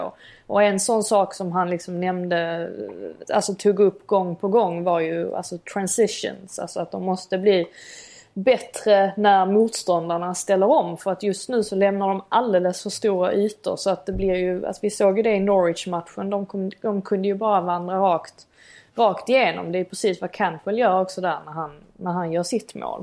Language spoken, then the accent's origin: Swedish; Sweden; now in England; hemma i Sverige.